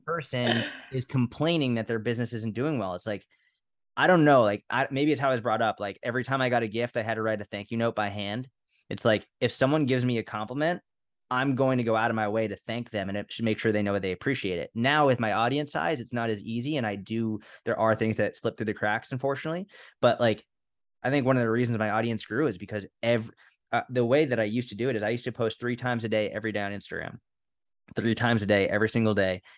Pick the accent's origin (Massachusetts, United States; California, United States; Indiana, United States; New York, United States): Massachusetts, United States; Boston; I was brought up in Boston